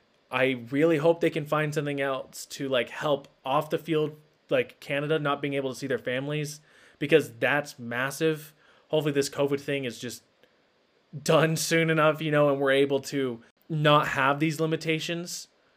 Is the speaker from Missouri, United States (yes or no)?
yes; Missouri, United States; moved away as an adult; now in Utah, United States; I grew up in Missouri. Kansas City's my team. Moved out here for school and work to Utah. And so the year I moved here, 2013